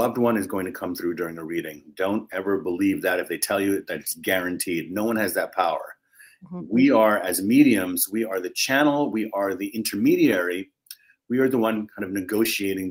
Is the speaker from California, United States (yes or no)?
no; New York City, New York, United States; I was born in Harlem, raised in the Bronx in New York City.